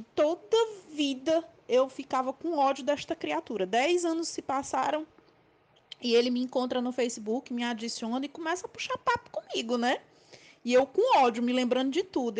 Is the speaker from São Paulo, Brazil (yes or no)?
no; Fortaleza, Ceará, Brazil; eu sou aqui de Fortaleza mesmo